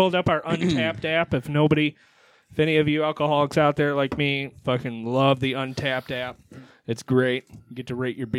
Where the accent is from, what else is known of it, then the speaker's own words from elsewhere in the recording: Michigan, United States; See, we're up from Michigan.